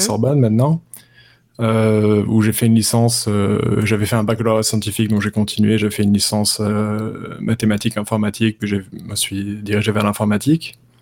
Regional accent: Paris, Île-de-France, France; moved away as an adult; now in New York, United States; je viens de Paris, Bastille, et je vis à New York, à Brooklyn, depuis maintenant six ans

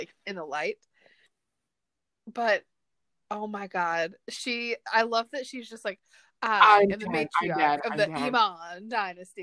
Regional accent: New Jersey, United States; I'm from New Jersey

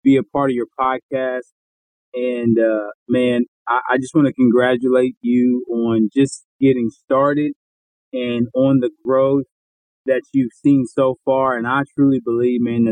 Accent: Columbus, Ohio, United States; now in Dallas, United States; I live in the Dallas, Texas area. I'm from Columbus, Ohio, originally

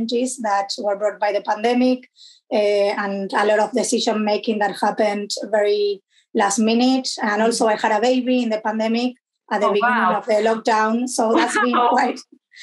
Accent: Argentina; moved away as an adult; also born or lived in London, United Kingdom; now in Canterbury, United Kingdom; I'm originally from Argentina

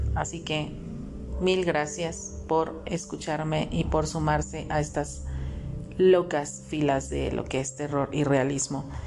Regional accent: Mexico; aquí en mi país, en donde yo radico, que es en México

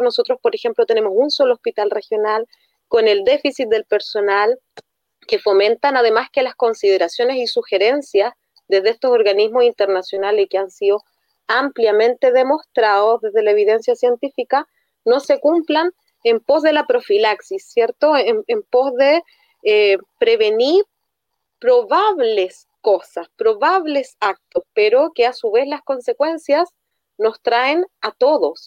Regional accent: Arica, Arica y Parinacota, Chile; nosotros somos de Arica

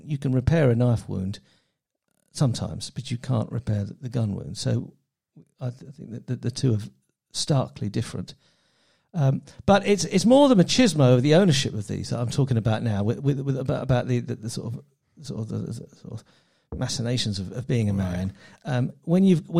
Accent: England, United Kingdom; as an Englishman who's never owned a gun

